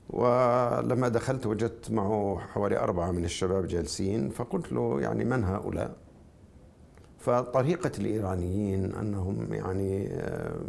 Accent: Jordan; لانني انا اردني تشاكس

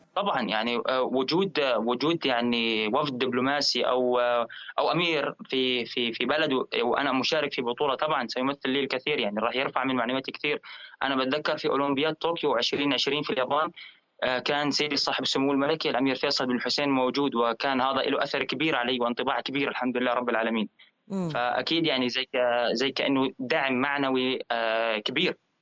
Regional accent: Jordan; احنا كرياضيين اردنيين

